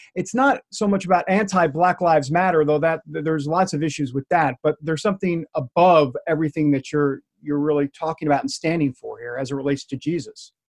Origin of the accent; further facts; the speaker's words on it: New York, United States; moved away; I grew up in New York